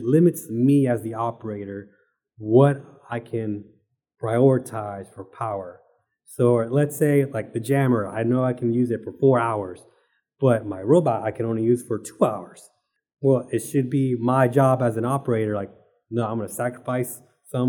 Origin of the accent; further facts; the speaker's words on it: Arlington, Texas, United States; moved away as an adult; I'm originally from Arlington, Texas